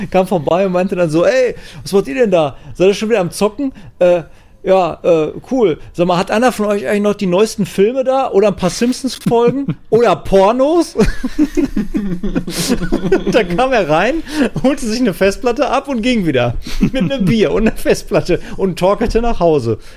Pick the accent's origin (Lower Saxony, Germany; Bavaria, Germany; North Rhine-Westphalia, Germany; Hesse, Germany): North Rhine-Westphalia, Germany; Dortmund; in der Dortmunder Innenstadt kam aber auch nicht, eigentlich gar nicht aus der Einzugszone, sondern ein bisschen weiter südlich aus Dortmund.